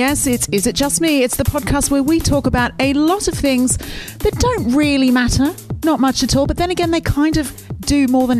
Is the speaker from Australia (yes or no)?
yes; Penrith, New South Wales, Australia; moved away